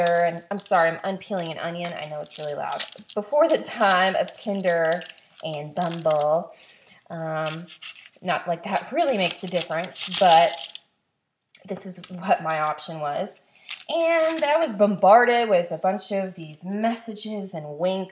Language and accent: English; the South, United States; I was born and raised in the South. I loved growing up in the South